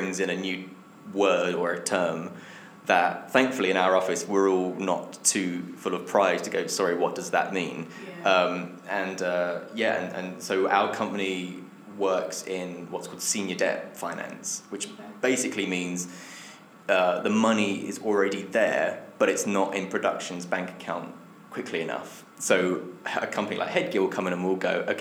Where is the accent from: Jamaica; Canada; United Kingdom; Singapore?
United Kingdom; Essex, East of England; now in London, United Kingdom; my hometown back in Essex